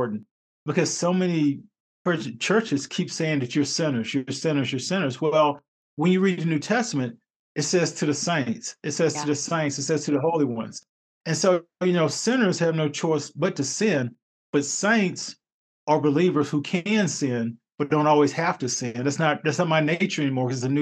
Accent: North Carolina, United States; I grew up in North Carolina

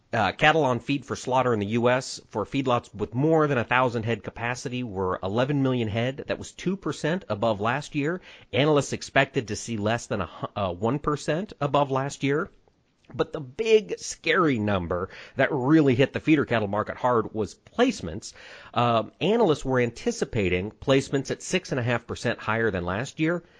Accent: Winterset, Iowa, United States; in Winterset, Iowa, my hometown

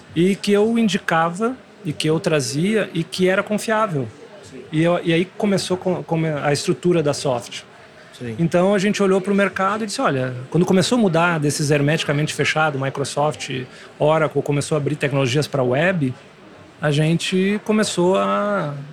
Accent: Santo Ângelo, Rio Grande do Sul, Brazil; moved away; vim do interior sou de Santo Ângelo

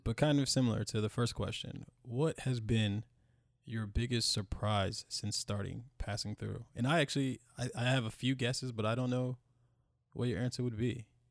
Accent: United States; we live here and we're from America, born in America, call America home

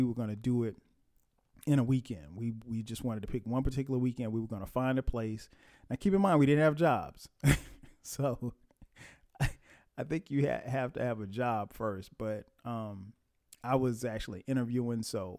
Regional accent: Florence, South Carolina, United States; I grew up in Florence, South Carolina. And Florence isn't a big place. I mean, maybe 70, 80,000 people maybe at this time.

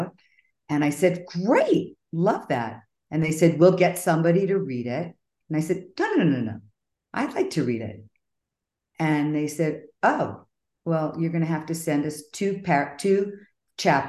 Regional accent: Miami, Florida, United States; I grew up in Miami

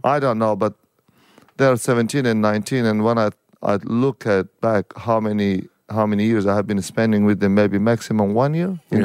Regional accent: Daikundi, Daykundi, Afghanistan; also born or lived in Pakistan; now in Brisbane, Australia; I came from Daikundi. Previously, it was Uruzgan province.

